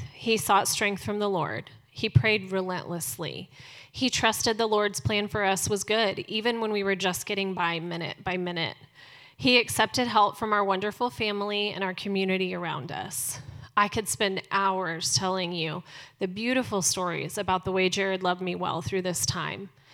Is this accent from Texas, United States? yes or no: yes; Dallas, Texas, United States; I was born here in Dallas